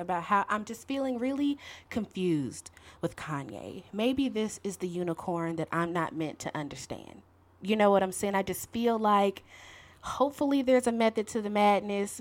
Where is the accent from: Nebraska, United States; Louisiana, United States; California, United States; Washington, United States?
Louisiana, United States; Shreveport; moved away; also born or lived in Chicago, Illinois; I was born and raised in Shreveport, Louisiana. But my family and I spent damn near 15 years in Chicago at one point in time.